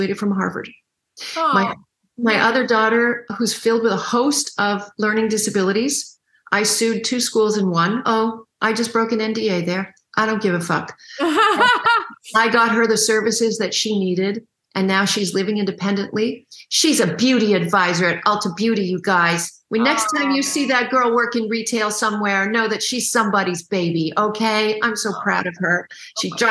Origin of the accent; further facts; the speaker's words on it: Canada; I'm Canadian